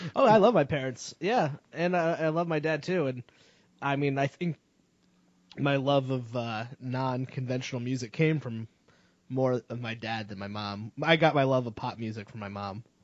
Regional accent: Connecticut, United States; moved away; I grew up in Connecticut, and then I moved here.

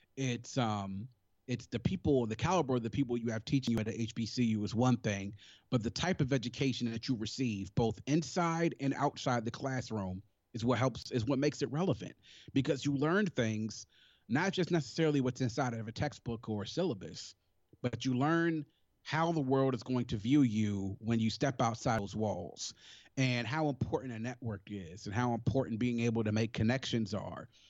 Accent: Prince George's County, Maryland, United States; also born or lived in Washington, D.C.; raised in Maryland

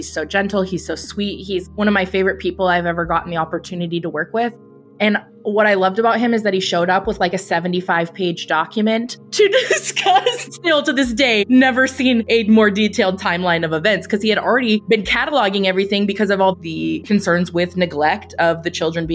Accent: California, United States; I'm from California

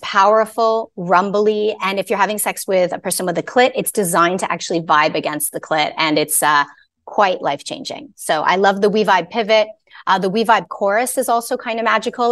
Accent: Canada; I'm Canadian. I'm not American

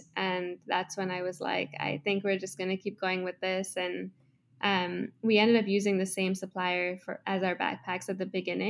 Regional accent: Kenya; now in Toronto, Canada; I grew up in Kenya. I'm currently in Toronto, Canada.

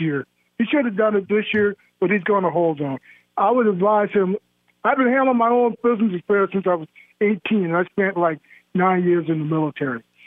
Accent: Minnesota, United States; moved away; I'm from Minnesota, so I have a lot of, you know, friends and family back there

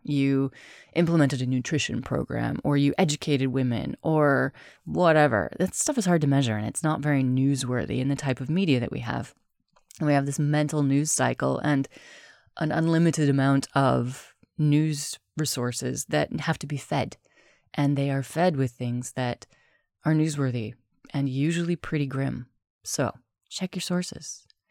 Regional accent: United States; also born or lived in United Kingdom; now in Spain; I'm American, I'm also British, I live in Spain

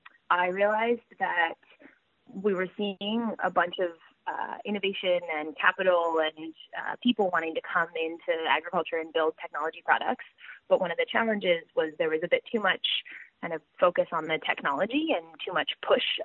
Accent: Silicon Valley, California, United States; moved away as an adult; also born or lived in Boston, United States / South America; now in Australia; I'm from California originally. I grew up in Silicon Valley

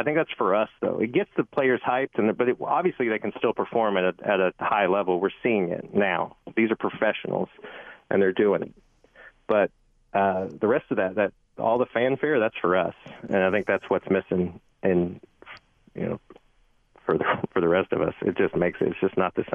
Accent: Arkansas, United States; now in New York, United States; I'm from Arkansas

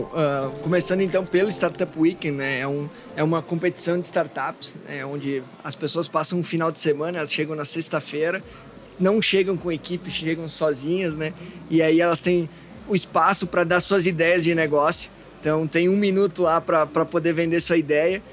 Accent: Taquari Valley, Rio Grande do Sul, Brazil; also born or lived in Porto Alegre; Eu venho da, da região do Vale Taquari e fui para Lajado

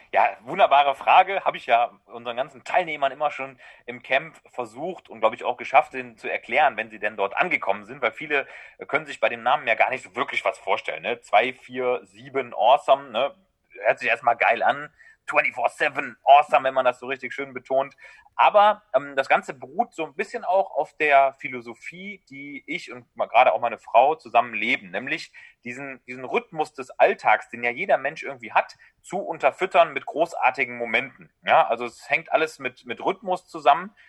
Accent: Düsseldorf, North Rhine-Westphalia, Germany; hier in äh, Düsseldorf, wo ich herkomme

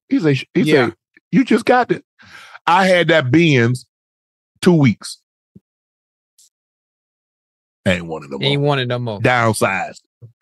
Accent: Long Island, New York, United States; Well, I was from Strong Island.

